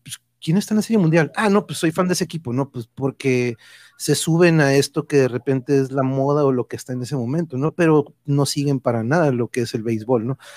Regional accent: Mexico; aquí en México

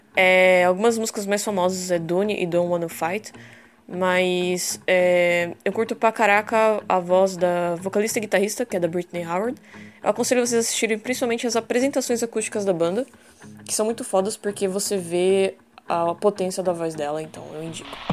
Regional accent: São Paulo, Brazil; moved away as an adult; now in Ilha Comprida, Brazil; Eu sou de São Paulo, mas moro no litoral de Ilha Comprida há alguns anos.

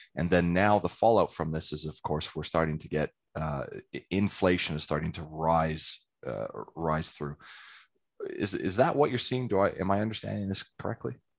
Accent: Calgary, Alberta, Canada; also born or lived in England; now in Australia; I'm originally from Calgary in Canada

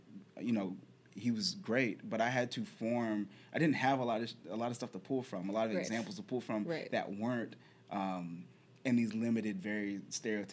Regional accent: Charlottesville, Virginia, United States; I grew up in Charlottesville, Virginia

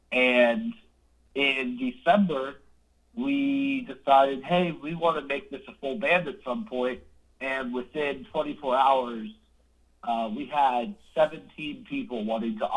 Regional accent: Jacksonville, Florida, United States; Well, I'm originally from Florida, uh, Jacksonville

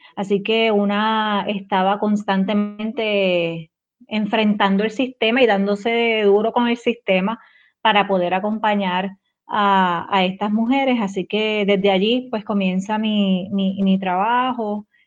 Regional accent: Yauco, Puerto Rico; soy de Yauco

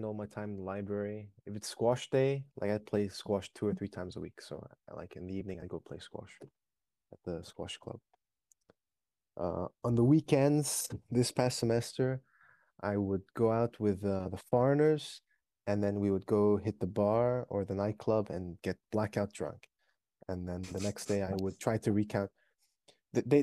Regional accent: China; moved away; went to RISD from my hometown in China.

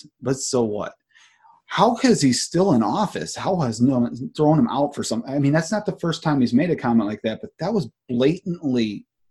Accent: Watertown, New York, United States; moved away as an adult; also born or lived in New Hampshire / Vermont; I grew up in New York

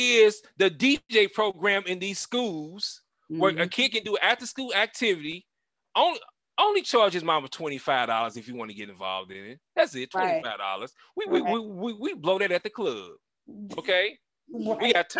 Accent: St. Louis, Missouri, United States; I was a young black man growing up in Walnut Park and Hyde Park.

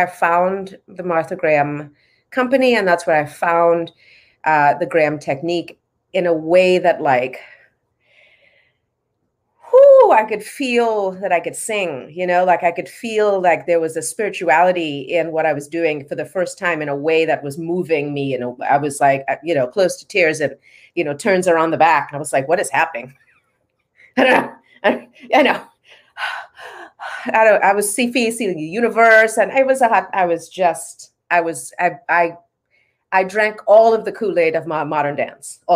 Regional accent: Trinidad & Tobago; I grew up in Trinidad in the Caribbean

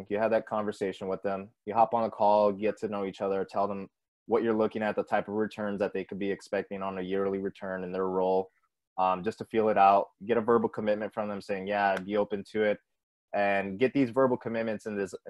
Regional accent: San Antonio, Texas, United States; I'm from San Antonio

